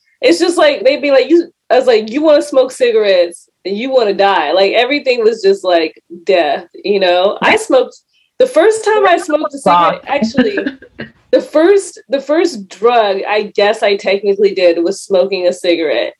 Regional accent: California, United States; I grew up in California

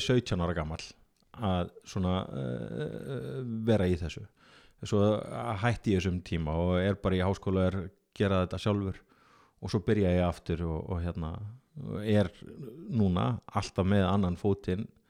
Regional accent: Akureyri, Northeastern Region, Iceland; fættur og uppalinn á Akureyri og ég er ótrúlega mikill Akureyringur

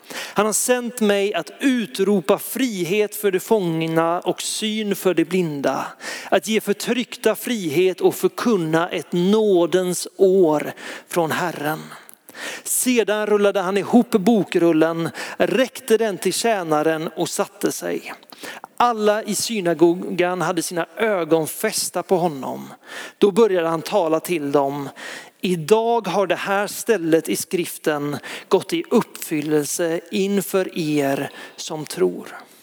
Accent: Lysekil, Västra Götaland, Sweden; i Lysekil där jag växte upp

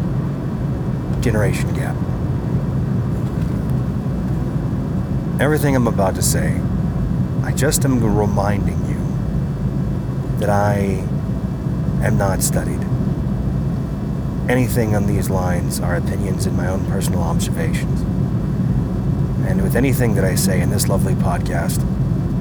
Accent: Colorado, United States; Colorado, my home state

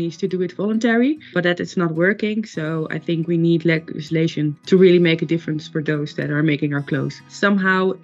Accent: Netherlands; I'm from the Netherlands.

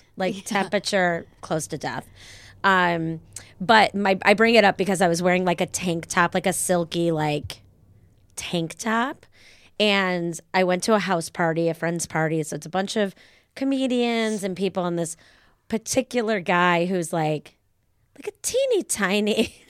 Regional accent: Chicago, Illinois, United States; moved away; I'm from Chicago

